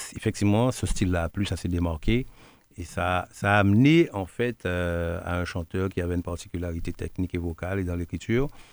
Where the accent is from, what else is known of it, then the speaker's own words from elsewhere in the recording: Guadeloupe; also born or lived in Martinique; je suis Guadeloupéen, né à Guadeloupe, de par Guadeloupéen.